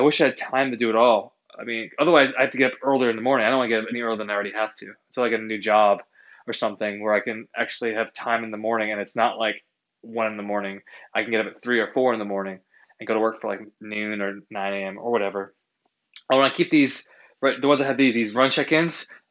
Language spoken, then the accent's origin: English; Massachusetts, United States; I'm an East Coaster, I am from Massachusetts